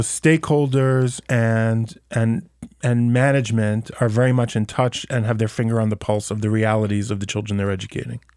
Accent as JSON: {"language": "English", "country": "United States", "moved": "yes", "lives_now": "Israel", "said": "as an American"}